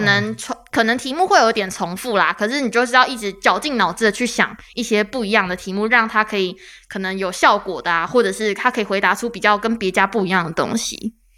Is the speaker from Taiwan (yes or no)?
yes; Taichung, Taiwan; 我是台中人